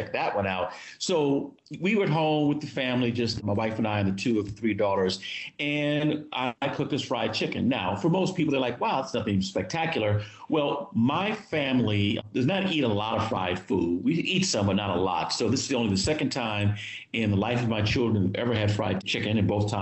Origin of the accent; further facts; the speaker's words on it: California, United States; moved away as an adult; also born or lived in East Coast; I grew up in California and moved to the East Coast for education, work, and love